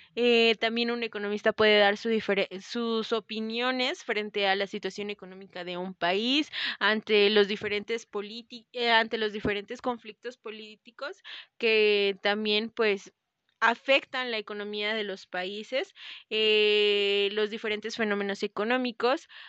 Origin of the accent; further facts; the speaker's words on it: Mexico; por la disciplina que tenemos como mexicanos